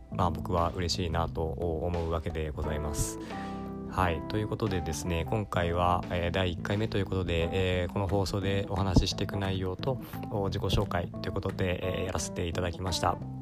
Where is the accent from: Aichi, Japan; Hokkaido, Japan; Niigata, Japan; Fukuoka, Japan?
Aichi, Japan; also born or lived in Nagoya; 愛知県出身で、まあ、今名古屋に住んでる